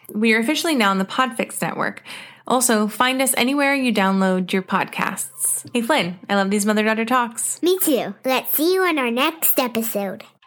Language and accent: English; Texas, United States; I'm a Texan, y'all, so I barely speak English